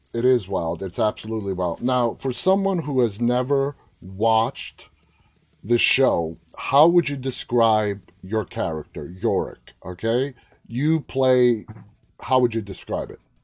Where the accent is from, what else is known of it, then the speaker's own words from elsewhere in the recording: New York City, New York, United States; now in Northern Virginia, United States; I'm from, born, raised in Queens